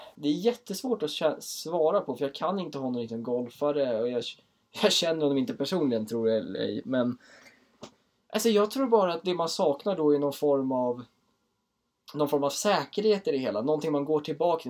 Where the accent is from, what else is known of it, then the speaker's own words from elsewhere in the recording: Åkersberga, Stockholm County, Sweden; jag är 23 år från Åkersberga